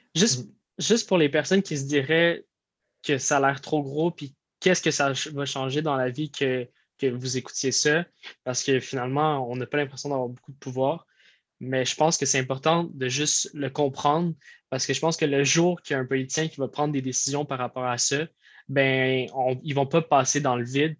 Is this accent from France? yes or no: no; Quebec, Canada; le Québec, je suis fier du Québec